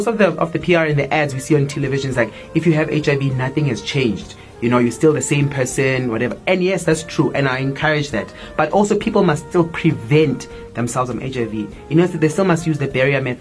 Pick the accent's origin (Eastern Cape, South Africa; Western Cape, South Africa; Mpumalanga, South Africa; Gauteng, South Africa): Gauteng, South Africa; Soweto; I grew up in Soweto